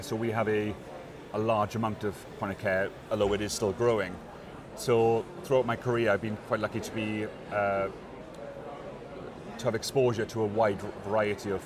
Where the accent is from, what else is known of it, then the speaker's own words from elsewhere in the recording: Wales, United Kingdom; I come from Wales, so we have the Welsh Assembly government